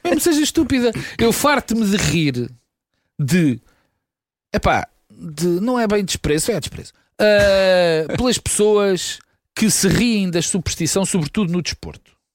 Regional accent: Lisbon, Portugal; also born or lived in Porto; Eu tinha 5 anos Sim. quando vim, eu sou tripeiro, uh, uh, mas vim muito depressa para, para, para Lisboa

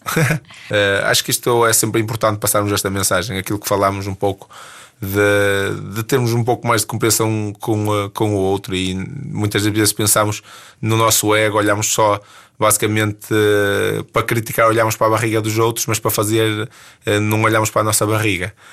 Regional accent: Ponte de Lima, Norte, Portugal; sou de Ponte Lima

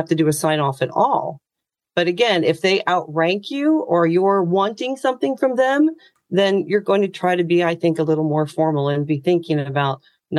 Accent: United States; moved away as an adult; now in Ireland; as an American

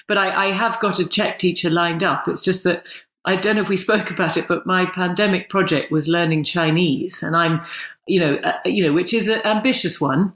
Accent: England, United Kingdom; accent: full English accent; I'm very English

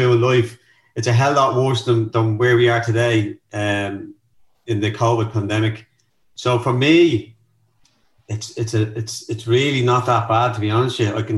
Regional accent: Dublin, Leinster, Ireland; I grew up in North County, Dublin, in a place called Darndale.

